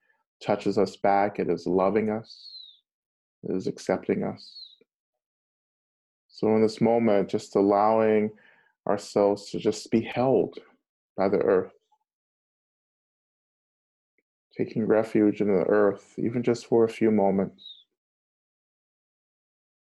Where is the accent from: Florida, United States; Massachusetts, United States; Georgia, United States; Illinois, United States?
Georgia, United States; North; So I grew up in Georgia, North Georgia